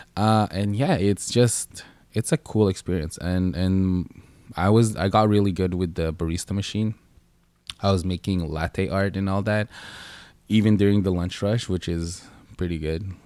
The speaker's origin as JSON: {"language": "English", "town": "Montreal", "region": "Quebec", "country": "Canada", "tie": "born or raised there", "also_born_or_lived": "Philippines", "said": "I grew up in Montreal."}